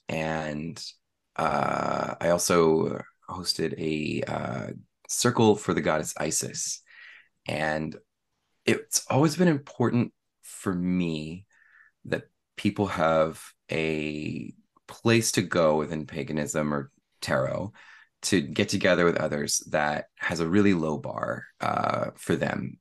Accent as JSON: {"language": "English", "area": "East Bay, San Francisco Bay Area", "region": "California", "country": "United States", "tie": "born or raised there", "also_born_or_lived": "San Jose", "said": "I've lived in the Bay Area my whole life, uh, the East Bay"}